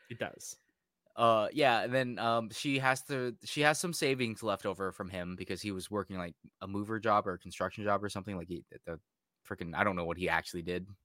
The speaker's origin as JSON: {"language": "English", "country": "United States", "said": "Like I'm American, like I don't give a fuck about any of that."}